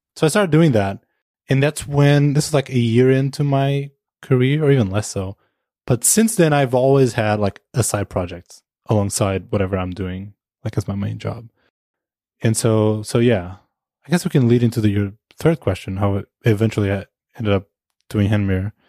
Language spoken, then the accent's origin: English; Portugal; moved away; also born or lived in Amsterdam, Netherlands; originally I'm from Portugal, but we moved to the Netherlands to Amsterdam